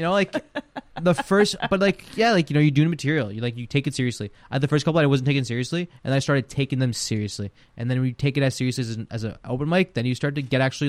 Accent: Ukraine; English is a second language; Yeah, yeah. But no, we're from Ukraine through and through, and yeah, it's pretty cool.

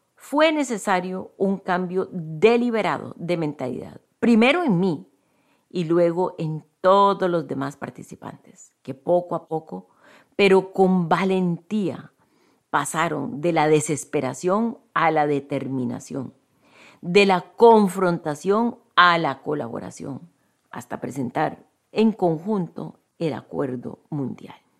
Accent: Costa Rica; Yo soy de Costa Rica, un país conocido por nuestro profundo compromiso con la paz

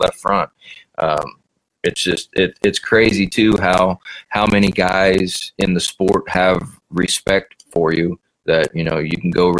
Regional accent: North Vernon, Indiana, United States; I like to do good in front of my hometown

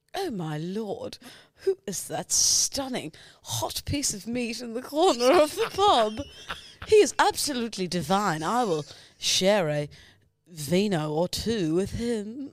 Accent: New Zealand; accent: Kiwi

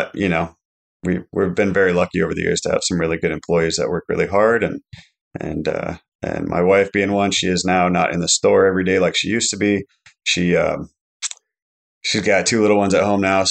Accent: Alaska, United States; I grew up in Alaska my whole life.

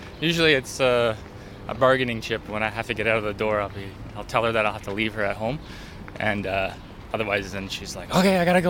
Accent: Toronto, Ontario, Canada; moved away as an adult; also born or lived in Brooklyn, New York; now in New York, United States; I'm actually originally from Toronto, so I moved here in 2000 to go to school, and didn't leave

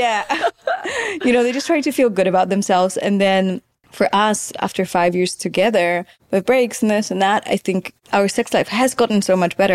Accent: Poland; growing up in Poland

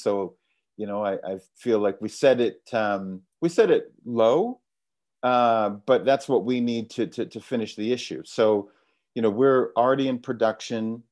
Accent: Canada; moved away as an adult; also born or lived in London; I'm from Canada, but I moved to London when I was nineteen to become a trader

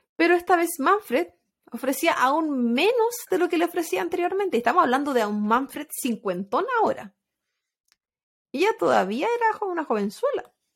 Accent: Chile; moved away as an adult; ahí no era migrante, vivía en mi país

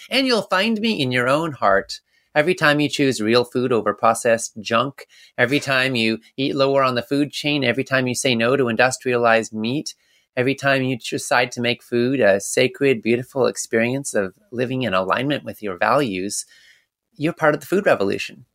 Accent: Canada; moved away; I was born in Canada and I lived up there

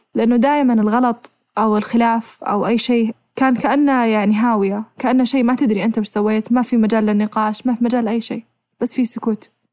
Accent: Saudi Arabia; احنا عندنا بالسعوديه

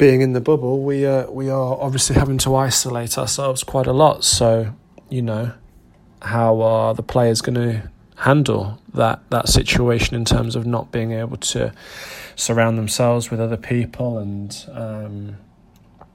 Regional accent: England, United Kingdom; as English players playing in this event, because we don't have far to travel

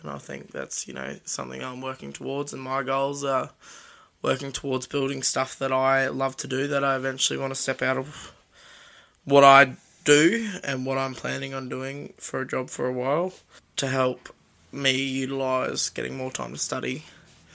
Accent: Sunshine Coast, Queensland, Australia; where I grew up on the Sunshine Coast

